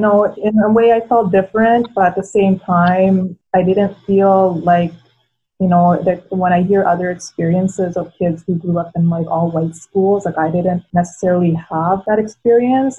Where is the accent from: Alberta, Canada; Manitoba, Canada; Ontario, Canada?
Alberta, Canada; Edmonton; first language Tagalog; English is a second language; also born or lived in Philippines; i came when i was four and i actually remember a lot from the philippines and you know tagalog was my first language and we were very lucky that a good chunk of my mom's family was already in edmonton when we came here I grew up in a very multicultural community too.